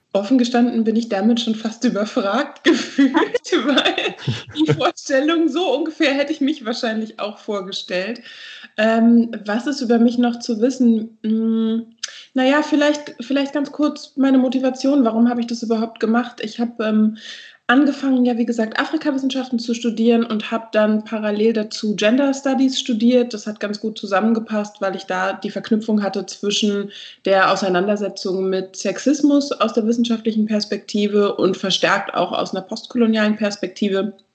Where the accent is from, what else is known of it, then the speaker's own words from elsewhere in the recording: Berlin, Germany; ich bin aus Berlin